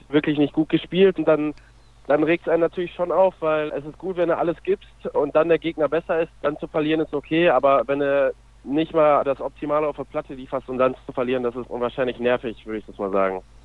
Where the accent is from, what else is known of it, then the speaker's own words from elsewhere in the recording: North Rhine-Westphalia, Germany; also born or lived in Minden; now in Lübbecke, Germany; Ich komme aus Watzlawitzumfeln. Das ist ja auch in Ostwestfalen bei, bei Lemgo und Herford in der Nähe